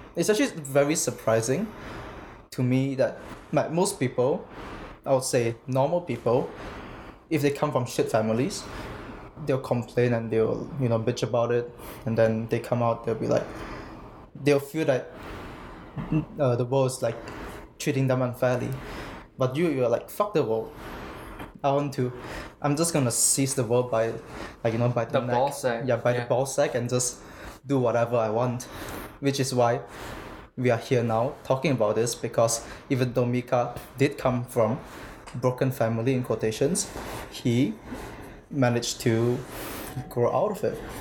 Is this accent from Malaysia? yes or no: yes; Malaysia; moved away as an adult; now in Canada; I go to the University of Alberta, and I'm from Malaysia.